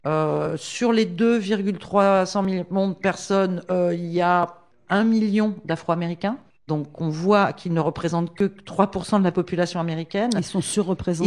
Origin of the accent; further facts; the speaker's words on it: France; Je suis française, mariée à un condamné à mort, euh, au Texas, aux États-Unis